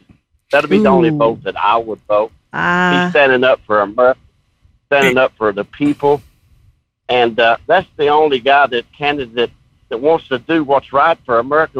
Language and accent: English; Kentucky, United States; I'm from Kentucky